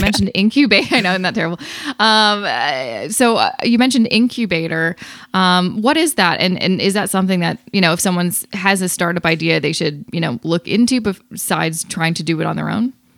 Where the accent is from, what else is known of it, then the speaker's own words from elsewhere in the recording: Vancouver, British Columbia, Canada; now in Toronto, Canada; I'm originally from Vancouver